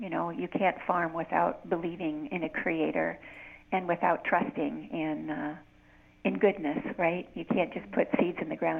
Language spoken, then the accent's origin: English; United States; moved away as an adult; now in Canada; I'm basically a suburban girl. I came from the States, and I have always lived around a big city. My father always worked in a big city like New York City or Los Angeles, Detroit, and now I'm living in a little hamlet in Ontario